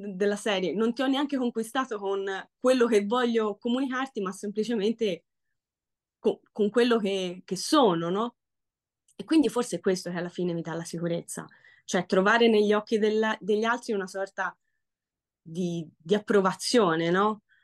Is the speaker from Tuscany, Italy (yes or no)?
yes; Florence, Tuscany, Italy; accent: Florentine; il mio accento fiorentino